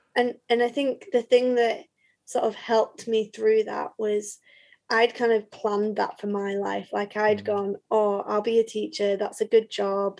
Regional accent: Leeds, Yorkshire and the Humber, United Kingdom; also born or lived in Nottingham; I grew up in Leeds, but all of a sudden had nowhere to live in Leeds because my parents were in Skipton

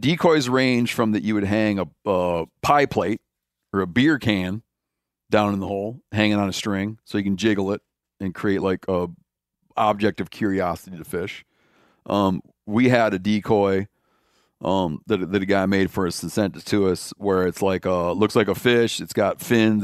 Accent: Michigan, United States; moved away; when I grew up in Michigan, at first, for most of my life that I lived there

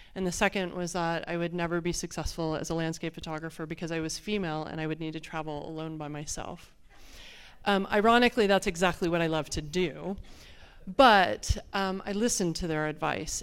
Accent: Phoenix, Arizona, United States; I'm from Phoenix, Arizona. We don't have a lot of water

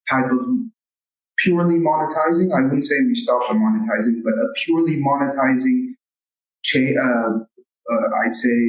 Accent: Saudi Arabia; also born or lived in United States; I was born and raised in Saudi. What can I tell you? I did a bit of a stint um, in the States, went to college there, uh, came back.

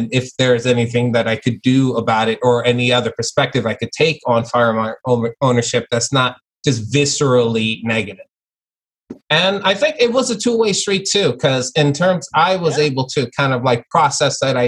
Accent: New York City, New York, United States; also born or lived in Long Island; growing up, like I was born in Flatbush, Brooklyn. That's where, and then I moved to Long Island.

